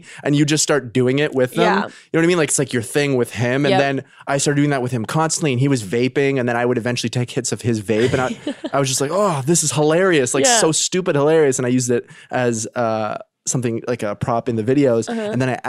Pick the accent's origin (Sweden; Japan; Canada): Canada; now in United States; They know I'm Canadian.